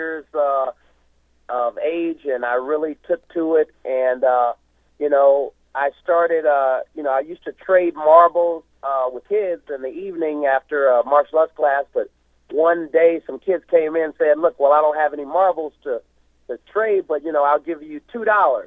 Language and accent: English; Missouri, United States; moved away; also born or lived in Washington, D.C.; growing up in Missouri and then moving to Washington, D.C.